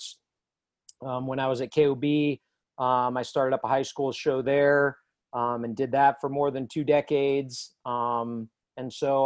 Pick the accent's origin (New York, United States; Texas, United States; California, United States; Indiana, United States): California, United States; Southern; moved away as an adult; also born or lived in Farmington, New Mexico; now in New Mexico, United States; I grew up out in Southern California